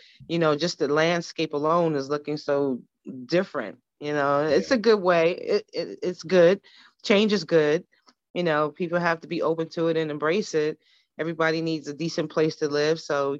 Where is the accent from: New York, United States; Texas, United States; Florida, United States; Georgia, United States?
New York, United States; New York City; I'm a straight up New Yorker. I'm born in the Lower East Side. I'm so New York. I was born in Bellevue Hospital.